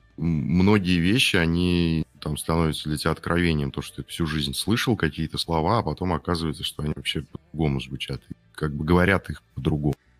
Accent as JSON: {"language": "Russian", "region": "Urals", "country": "Russia", "said": "я с Урала сам"}